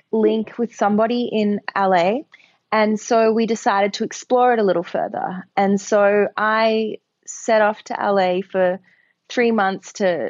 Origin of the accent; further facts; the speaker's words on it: Australia; moved away as an adult; now in New York, United States; I'm an Australian, but I live in New York, and I've lived here for 10 years.